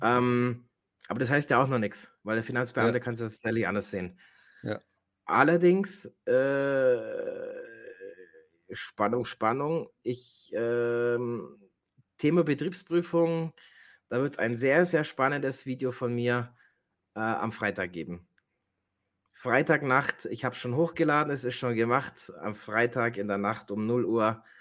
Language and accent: German; Germany; bei uns in Deutschland